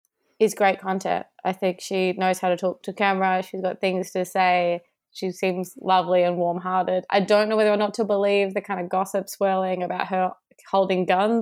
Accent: Sydney, New South Wales, Australia; I'm from Sydney.

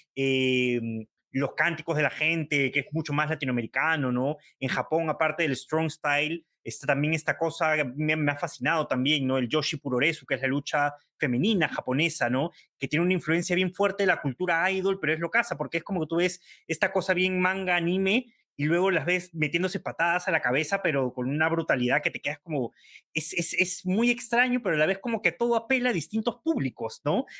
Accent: Peru; nuestro país

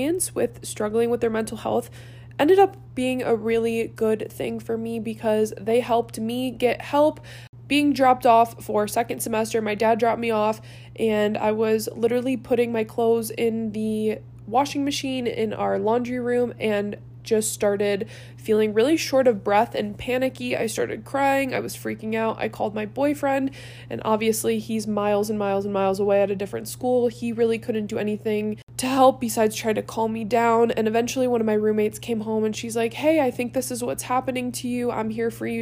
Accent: Cleveland, Ohio, United States; moved away as an adult; born and raised in Cleveland, Ohio

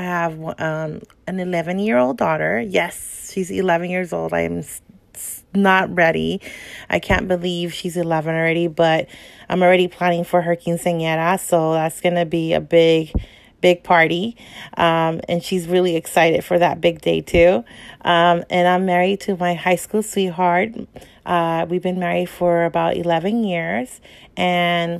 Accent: Los Angeles, California, United States; also born or lived in El Salvador; now in San Fernando Valley, United States; I practically lived my whole life

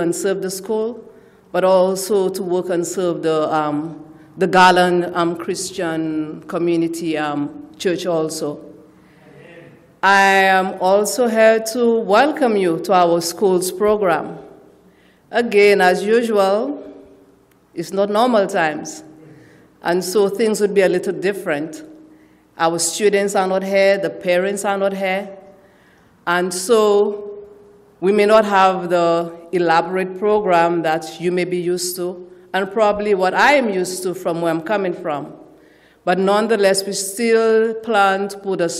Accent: St. Lucia; also born or lived in Austin, Texas; now in Dallas area, United States; I hail from St. Lucia in the Caribbean

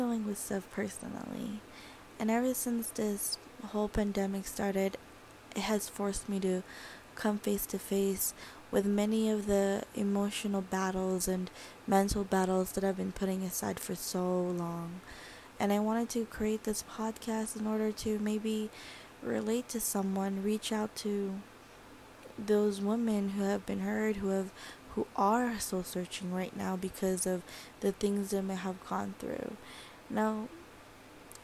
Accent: California, United States; I'm from California

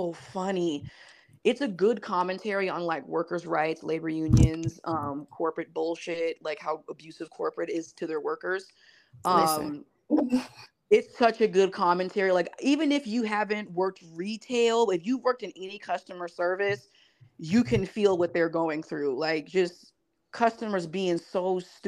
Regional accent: West Coast, United States; I grew up on the West Coast, so like my friends were either black or Mexican.

